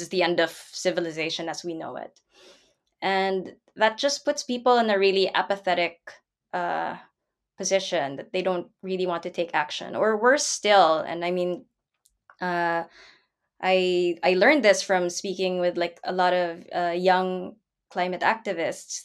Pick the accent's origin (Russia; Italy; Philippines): Philippines; now in Netherlands; I'm from the Philippines, so I did grow up with, you know, floodwaters rising up around me